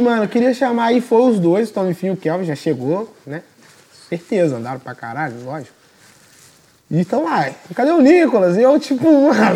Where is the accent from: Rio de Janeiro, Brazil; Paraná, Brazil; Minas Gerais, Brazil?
Minas Gerais, Brazil; Juiz de Fora; sou de Fora, Minas